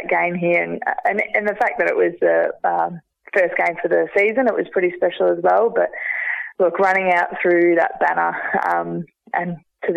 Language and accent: English; Geelong, Victoria, Australia; also born or lived in Ocean Grove; I get to represent my hometown and be able to wear the hoops